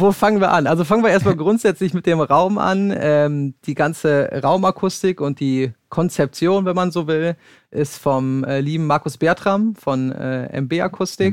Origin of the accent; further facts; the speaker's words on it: Sauerland, North Rhine-Westphalia, Germany; ich komme gebürtig aus dem Sauerland